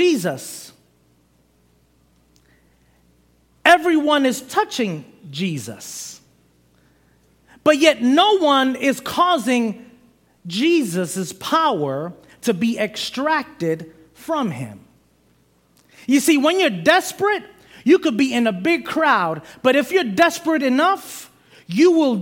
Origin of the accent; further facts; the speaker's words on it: New York City, New York, United States; moved away; I'm originally from Brooklyn, New York